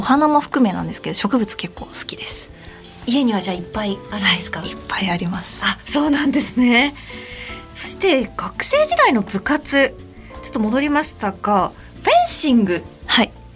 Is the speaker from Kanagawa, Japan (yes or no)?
no; Saitama, Japan; 埼玉県出身です